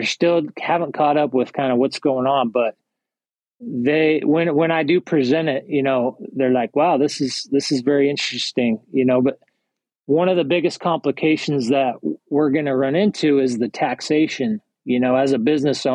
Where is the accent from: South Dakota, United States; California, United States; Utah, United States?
Utah, United States; Salt Lake City; moved away as an adult; now in East Texas, United States; I'm originally from Salt Lake City